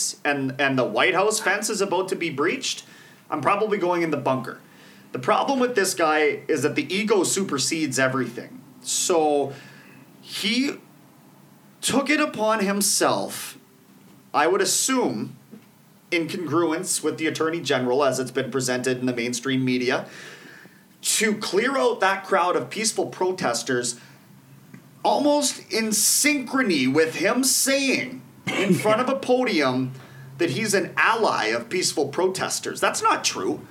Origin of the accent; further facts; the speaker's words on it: Canada; we're Canadian